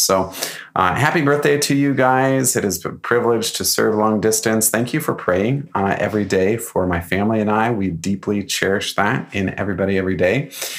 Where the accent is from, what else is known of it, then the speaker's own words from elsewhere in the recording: Coeur d'Alene, Idaho, United States; now in Medford, United States; when he found out that Coeur d'Alene's my hometown?